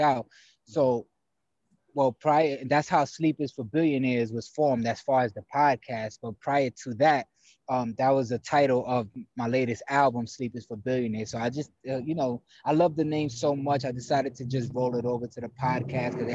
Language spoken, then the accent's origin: English; New York City, New York, United States; also born or lived in Paterson, New Jersey / Tampa, Florida; now in Los Angeles, United States; I grew up in the Bronx, New York City